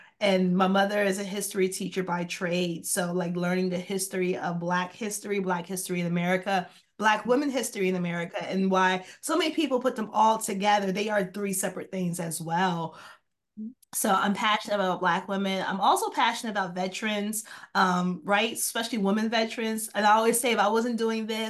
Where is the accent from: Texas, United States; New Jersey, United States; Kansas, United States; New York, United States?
New Jersey, United States; central and southern; also born or lived in Atlantic City, New Jersey / Pleasantville, New Jersey; I am from New Jersey, central and southern New Jersey. So I grew up in Mercer County, Burlington County, spent some time in Atlantic City, Pleasantville area as well.